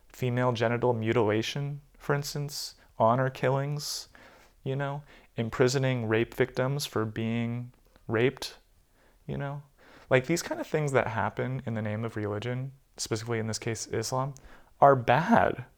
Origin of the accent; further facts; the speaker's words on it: United States; moved away; growing up in the States